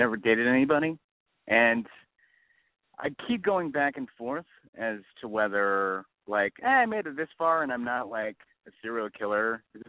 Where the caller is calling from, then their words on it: Los Angeles, California, United States; It's …. I'm 28 from Los Angeles.